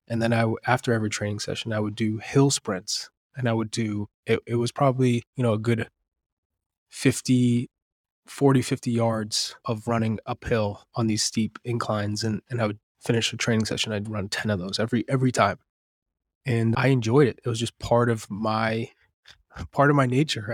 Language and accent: English; Manchester, New Hampshire, United States; also born or lived in Lawrence, Massachusetts; I grew up in, in Manchester, New Hampshire. I was born in Lawrence, Massachusetts, but Manchester is, is kind of what shaped me.